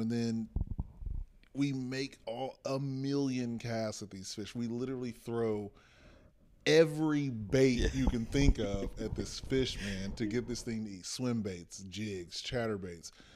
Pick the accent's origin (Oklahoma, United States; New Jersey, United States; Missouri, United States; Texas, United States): Texas, United States; we come from Texas